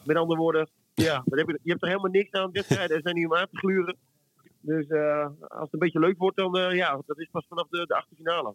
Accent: Friesland, Netherlands; ik ben een Fries

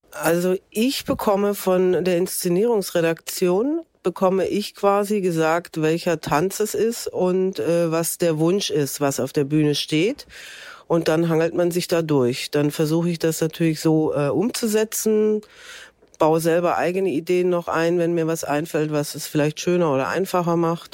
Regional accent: Stuttgart, Baden-Württemberg, Germany; moved away as an adult; now in Cologne, Germany; ich komme eigentlich aus Stuttgart

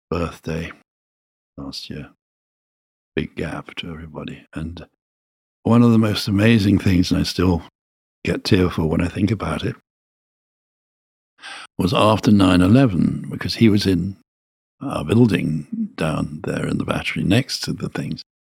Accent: Birmingham, West Midlands, United Kingdom; I'm from Birmingham and I think it's terrific.

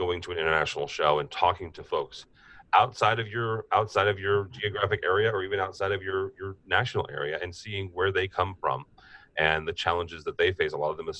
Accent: Peoria, Illinois, United States; he's just due north of me, actually in my hometown of Peoria. Illinois, halfway between Chicago and St. Louis, for those of you who aren't familiar with the geography of Illinois.

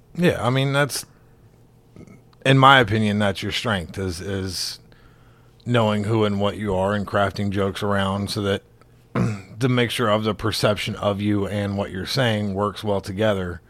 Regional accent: Alabama, United States; I'm from Alabama

